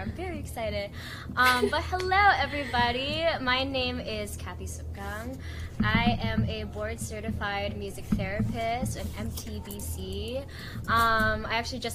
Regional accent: Maryland, United States; also born or lived in Philippines; I immigrated to the US, to Maryland, when I was 2 years old

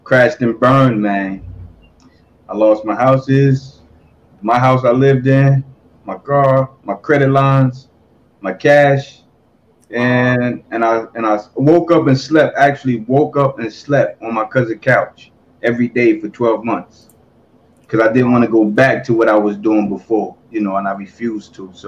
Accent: New Jersey, United States; I'm from Jersey. From North.

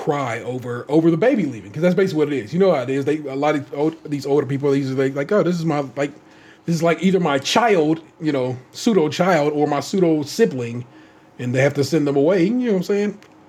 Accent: United States

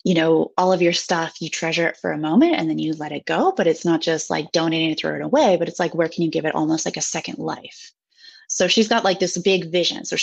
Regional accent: Seattle, Washington, United States; moved away as an adult; also born or lived in Japan; now in Switzerland; American. I spent 30 years of my life living in the Seattle area, Pacific Northwest of the US. And then almost 5 years ago, I moved abroad for the first time

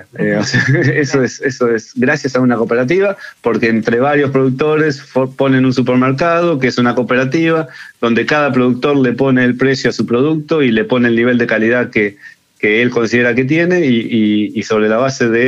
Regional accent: Argentina; lo que por ahí nosotros como argentinos no vemos y, esa tendencia que tenemos como argentinos de intentar minimizar todo lo que hacemos

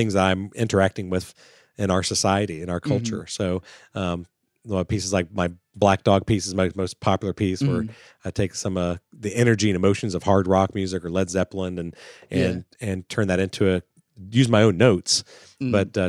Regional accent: Florida, United States; I grew up in Florida

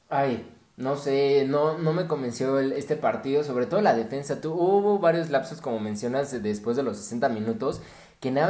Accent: Mexico; Yo creo que como mexicanos

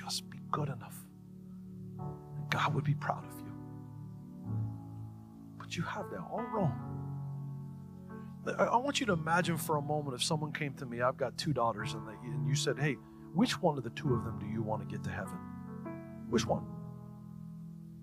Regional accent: United States; I was born in the United States.

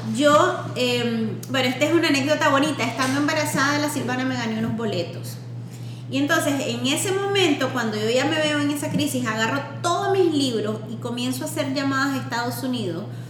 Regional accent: Nicaragua; moved away; also born or lived in Washington, D.C.; yo vengo de Nicaragua

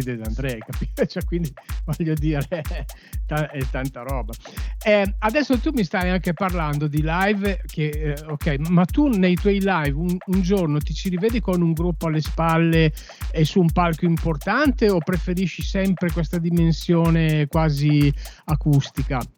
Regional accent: Cremona, Lombardy, Italy; siccome io sono di Cremona

